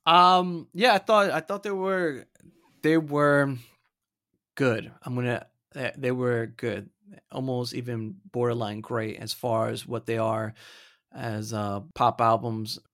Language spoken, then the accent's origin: English; Florida, United States; I'm from Florida